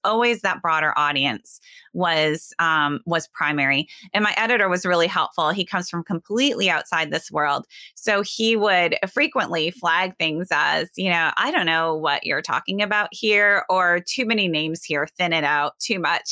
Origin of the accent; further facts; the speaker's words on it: Sioux Center, Iowa, United States; now in West Michigan, United States; I grew up in Northwest Iowa in a small town, Sioux Center.